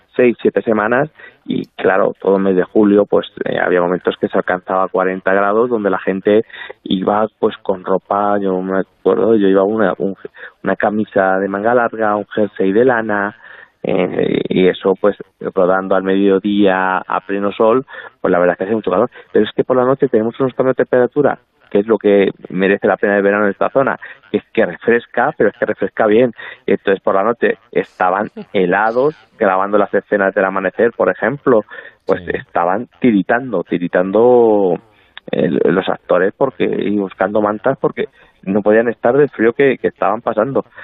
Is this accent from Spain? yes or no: yes; La Palma del Condado, Andalusia, Spain; born or raised there